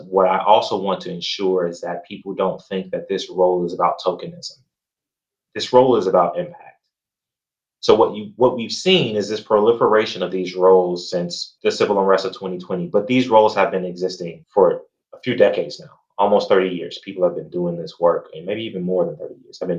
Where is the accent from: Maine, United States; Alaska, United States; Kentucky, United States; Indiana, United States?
Indiana, United States; Gary; I grew up in Gary, Indiana